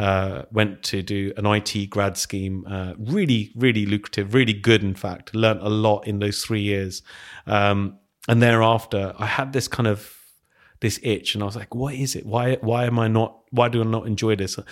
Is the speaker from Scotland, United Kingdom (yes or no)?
no; Hounslow, London, United Kingdom; also born or lived in Heston; I grew up over in Hounslow.